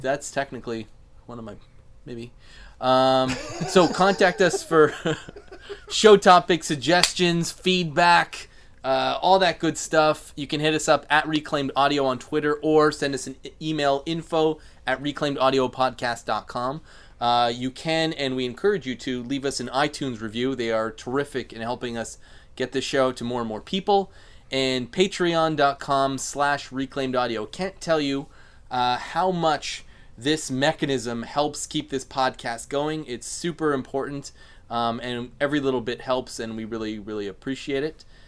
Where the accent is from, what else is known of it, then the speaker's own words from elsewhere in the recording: Canada; I'm Canadian